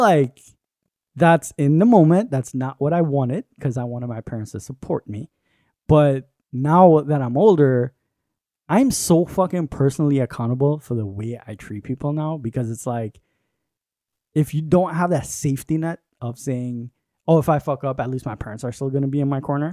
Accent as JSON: {"language": "English", "country": "Trinidad & Tobago", "tie": "born or raised there", "moved": "yes", "said": "I grew up in Trinidad with my mom"}